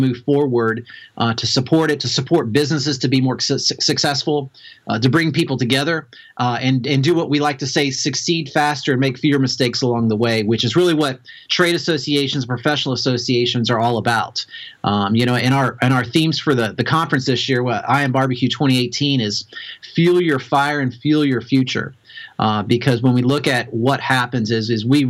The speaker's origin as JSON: {"language": "English", "region": "Kentucky", "country": "United States", "tie": "born or raised there", "said": "I'm from Kentucky originally. My dad had a barbecue restaurant"}